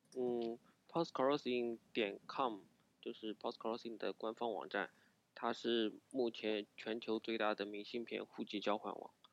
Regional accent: Wuxi, Jiangsu, China; 我是无锡人，呃，八五后。

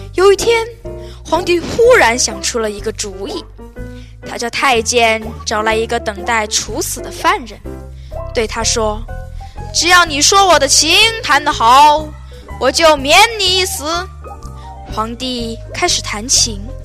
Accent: Hunan, China; 我是来自湖南的

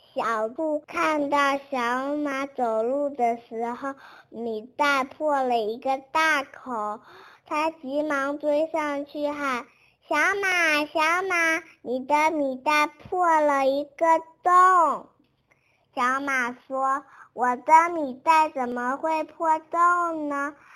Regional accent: Fujian, China; 我来自福建

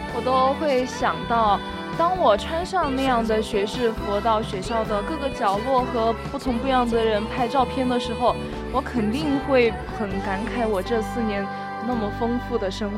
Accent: Chengdu, Sichuan, China; 我从小在成都长大

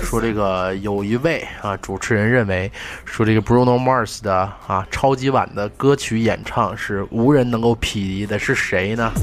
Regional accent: Northeast China, China; accent: Northeastern; 用我们东北话说

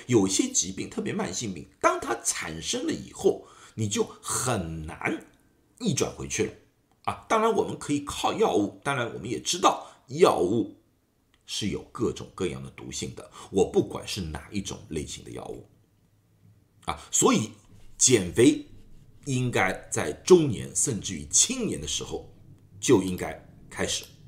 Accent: China; 我们中国人

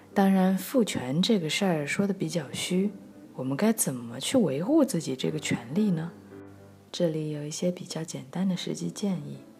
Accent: China; 我们是中国人

